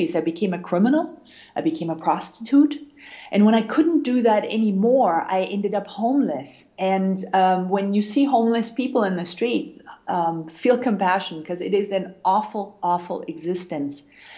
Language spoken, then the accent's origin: English; Germany; moved away; also born or lived in United States; I'm originally from Germany